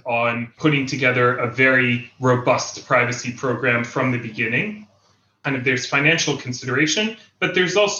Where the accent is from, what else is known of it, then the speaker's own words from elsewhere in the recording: Jerusalem, Jerusalem District, Israel; I moved to Israel when I was 7 years old. I grew up here in Israel, in Jerusalem